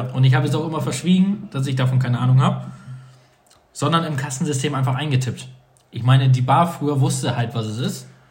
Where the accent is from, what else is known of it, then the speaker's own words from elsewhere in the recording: North Sea coast, Northern Germany, Germany; now in southern Germany; da wo ich herkomme, wie ich von der Nordsee aus einem eher Dorf